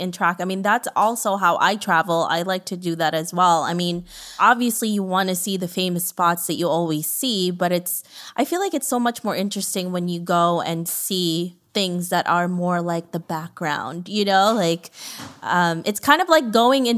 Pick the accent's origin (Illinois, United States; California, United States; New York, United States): New York, United States; as a New Yorker